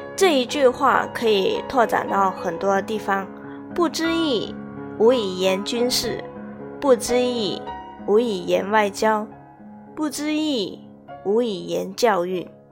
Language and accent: Chinese; China; 身为中国人